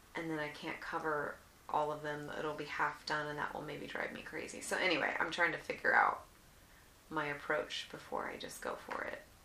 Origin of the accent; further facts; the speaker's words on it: Alaska, United States; I was born in Alaska